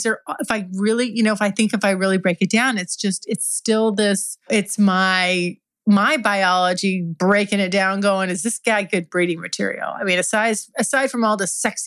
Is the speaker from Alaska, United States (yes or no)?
no; California, United States; I'm from California. I'm a California girl